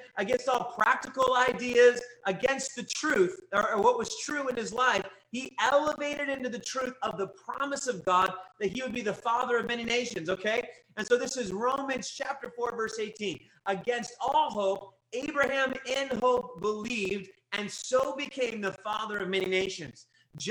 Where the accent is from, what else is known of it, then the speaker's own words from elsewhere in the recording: Kentucky, United States; I was raised in Kentucky